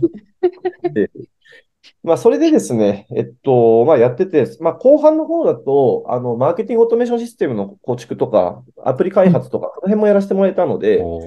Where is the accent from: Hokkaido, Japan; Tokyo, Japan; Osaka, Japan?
Tokyo, Japan; 私はですね、あの、高円寺出身というのをツイッターとかでもよく 押し出していまして